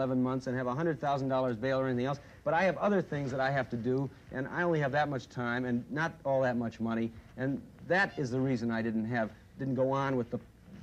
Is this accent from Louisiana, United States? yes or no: no; Chicago, Illinois, United States; I come from Chicago